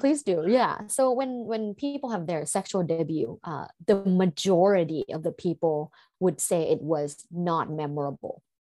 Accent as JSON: {"language": "English", "country": "Thailand", "tie": "born or raised there", "said": "growing up in Thailand and in a sexually conservative environment"}